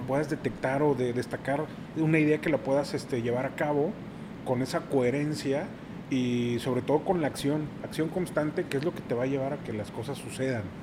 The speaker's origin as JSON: {"language": "Spanish", "region": "Mexico City", "country": "Mexico", "moved": "as an adult", "lives_now": "Monterrey, Mexico", "said": "Yo llegué a Monterrey, yo soy de la Ciudad de México. Llego a Monterrey hace 18 años"}